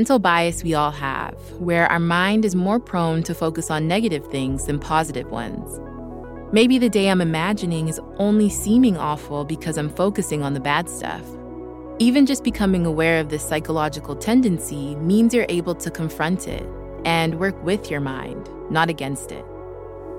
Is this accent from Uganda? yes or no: no; Vancouver, British Columbia, Canada; now in Los Angeles, United States